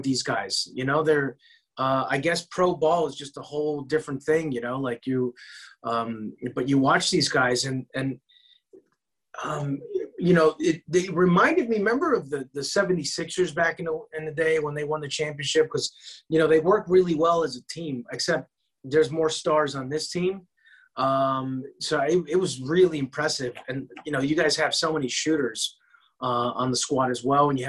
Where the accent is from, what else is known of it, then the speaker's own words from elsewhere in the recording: Chicago, Illinois, United States; now in Los Angeles, United States; I'm from Chicago